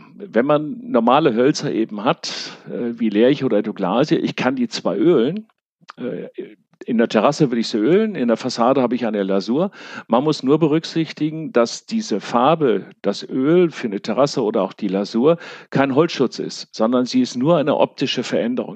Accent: Münster, North Rhine-Westphalia, Germany; ich komme aus Münster

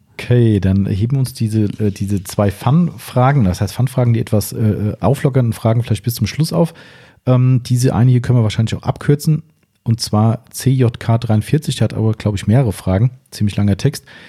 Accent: Waldems, Hesse, Germany; wir kommen aus Waldems, 1100 Einwohner aus meinem aus Heimatort.

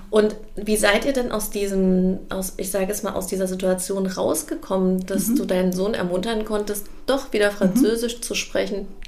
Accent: Germany; ich bin ja in Deutschland geboren und aufgewachsen

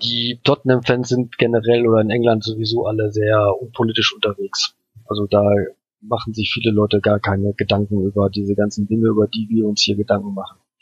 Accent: Germany; ich komme aus Deutschland

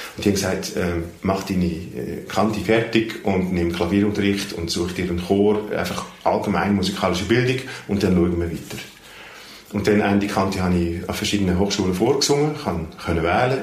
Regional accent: Netherlands; first language Dutch; German is a second language; now in Switzerland; in meiner Muttersprache Holländisch

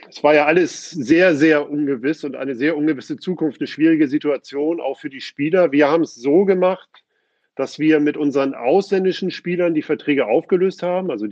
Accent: Hamburg, Germany; born there; Ähm, komme ja gebürtig aus Hamburg und dann muss man sich ja irgendwann entscheiden.

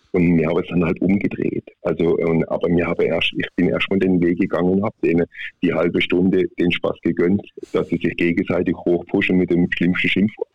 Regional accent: Baden-Württemberg, Germany; accent: Swiss German; ich komme aus Südbaden. sage ich mal, ich bin ein Halbschweizer, weil ungefähr 20 Kilometer vor der Schweizer Grenze bin

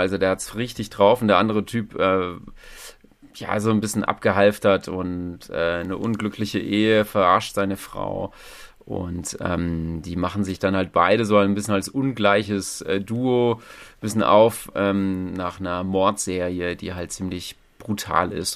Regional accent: Thuringia, Germany; moved away; Ich komme ja auch gar nicht hier so aus, aus, aus der Gegend. Ne? Ich bin ja ähm, Thüringer, wie man hören kann, oder auch nicht

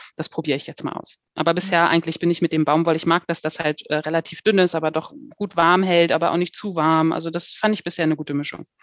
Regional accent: Hanover, Lower Saxony, Germany; moved away as an adult; now in Heidelberg-Mannheim area, Germany; Ich komme ursprünglich aus, aus dem Norden, aus Hannover

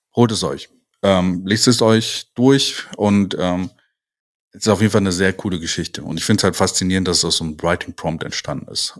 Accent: near Cologne, North Rhine-Westphalia, Germany; wir kommen ja quasi aus der Nähe von Köln

